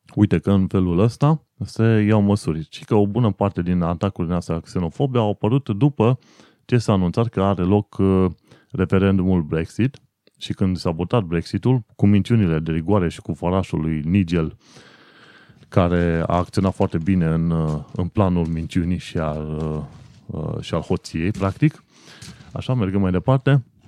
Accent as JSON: {"language": "Romanian", "country": "Romania", "moved": "as an adult", "lives_now": "United Kingdom", "said": "eu sunt român"}